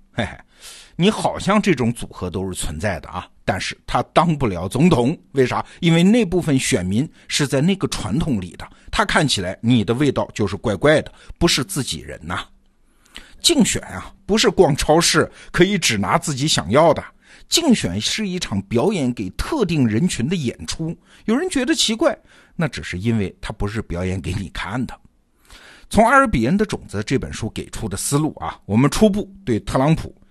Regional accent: China; 别说我们中国人啊

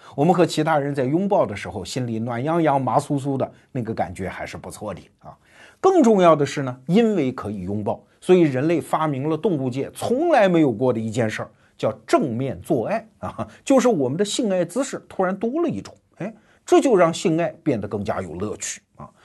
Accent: China; 我们中国人不大爱听，因为我们都是考试出来的嘛

